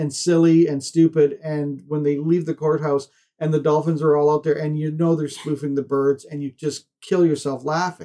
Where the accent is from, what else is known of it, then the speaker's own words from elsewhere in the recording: Canada; being a Canadian